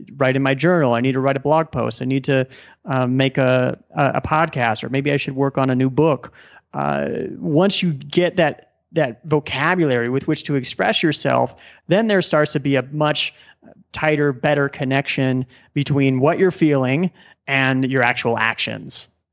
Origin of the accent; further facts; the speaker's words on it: Omaha, Nebraska, United States; moved away as an adult; also born or lived in Silicon Valley; now in Colombia; I was born and raised in Omaha, Nebraska